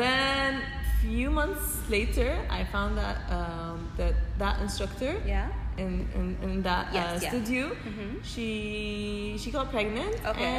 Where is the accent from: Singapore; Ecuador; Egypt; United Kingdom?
Egypt; From Egypt.